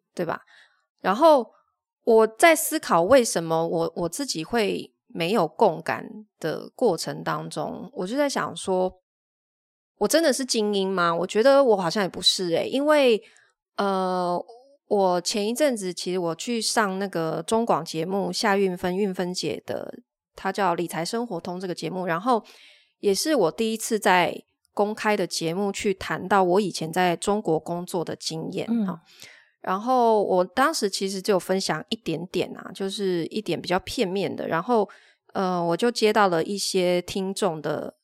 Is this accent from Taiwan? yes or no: yes; Taiwan; moved away as an adult; also born or lived in Shenzhen, China; 我是台湾人，然后他们都是同乡，所以他们会晚上睡觉会讲着我听不懂的语言